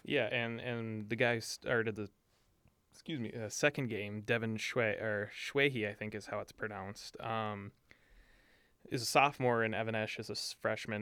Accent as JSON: {"language": "English", "town": "Duluth", "region": "Minnesota", "country": "United States", "said": "I am from Duluth and I am guilty of being a Duluth homer"}